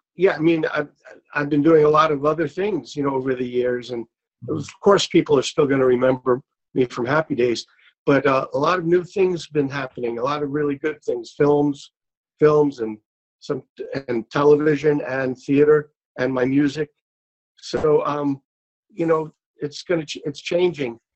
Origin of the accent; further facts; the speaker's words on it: New York City, New York, United States; moved away as an adult; also born or lived in California; I grew up in in Brooklyn, New York